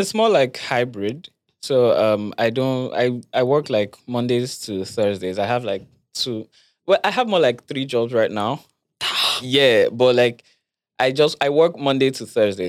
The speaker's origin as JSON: {"language": "English", "region": "Lagos", "country": "Nigeria", "tie": "born or raised there", "said": "I grew up in Lagos"}